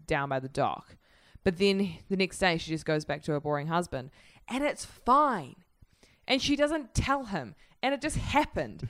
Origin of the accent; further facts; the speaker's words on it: New Zealand; I'm from New Zealand.